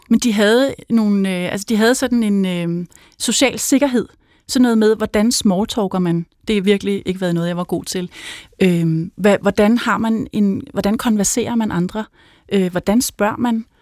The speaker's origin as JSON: {"language": "Danish", "town": "Helsinge", "region": "Capital Region of Denmark", "country": "Denmark", "tie": "born or raised there", "said": "jeg kommer fra, øh, fra Helsinge, hvor jeg er vokset op"}